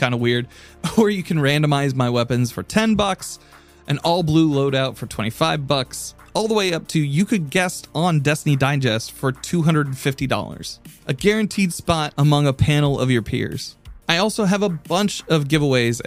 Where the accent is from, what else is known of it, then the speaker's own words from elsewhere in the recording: Indianapolis, Indiana, United States; a food rescue charity based out of my hometown of Indianapolis, Indiana